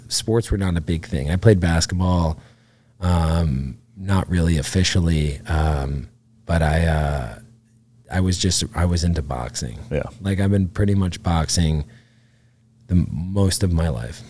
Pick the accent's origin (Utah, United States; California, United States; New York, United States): New York, United States; Catskill; I grew up outside of Catskill, New York